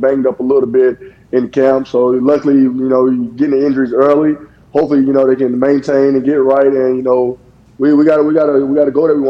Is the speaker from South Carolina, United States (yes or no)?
yes; Lake View, South Carolina, United States; I come from Lakeview. I graduated with 63 students.